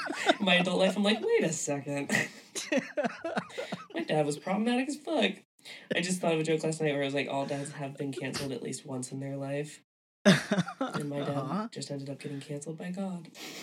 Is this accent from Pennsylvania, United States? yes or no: yes; Philadelphia, Pennsylvania, United States; Yeah, from Philly.